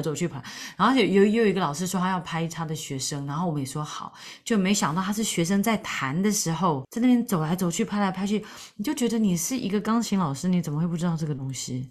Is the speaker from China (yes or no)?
no; Taiwan; moved away as an adult; now in London, United Kingdom; 就会讲我是台湾来的